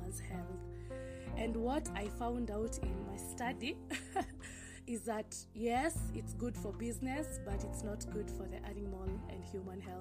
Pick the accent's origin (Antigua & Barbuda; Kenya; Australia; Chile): Kenya; Ngong, Kajiado County; I come from Kenya. Specifically Ngong, Kajiado County.